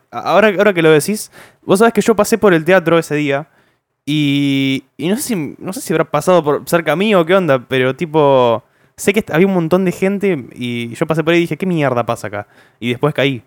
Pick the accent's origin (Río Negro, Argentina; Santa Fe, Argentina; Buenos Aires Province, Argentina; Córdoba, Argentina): Buenos Aires Province, Argentina; Zárate; somos de Zárate, no somos de Villa Gobernador Galvez